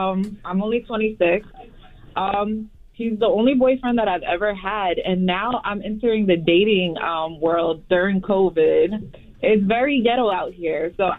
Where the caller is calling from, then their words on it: Elizabeth, New Jersey, United States; Elizabeth, New Jersey.